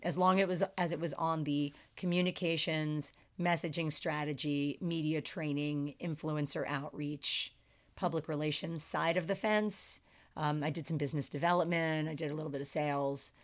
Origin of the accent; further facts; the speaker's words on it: Philadelphia, Pennsylvania, United States; moved away as an adult; also born or lived in Chicago / San Francisco Bay Area; now in Las Vegas, United States; born and raised in the suburbs of Philadelphia.